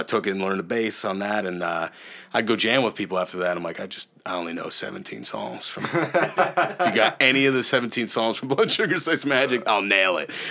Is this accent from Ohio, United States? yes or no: yes; Ohio, United States; I'm from Ohio.